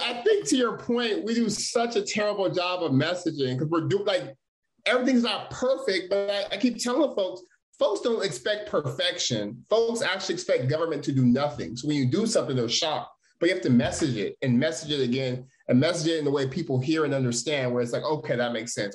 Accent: Stockton, California, United States; I was born and raised in Stockton, California

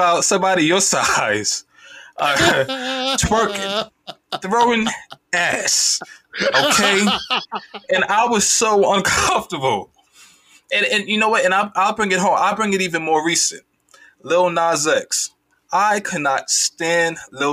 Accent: Jamaica; I'm Caribbean, I'm Jamaican as well

